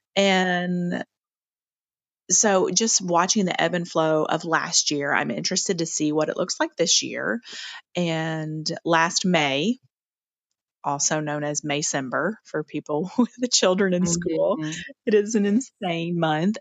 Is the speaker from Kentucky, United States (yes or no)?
yes; Lexington, Kentucky, United States; I grew up in Lexington, Kentucky. That's where I'm from